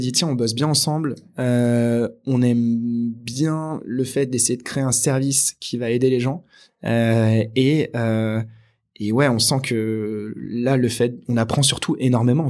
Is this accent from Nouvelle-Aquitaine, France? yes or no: yes; Angoulême, Nouvelle-Aquitaine, France; j'ai grandi à Angoulême donc une petite ville de Charente en France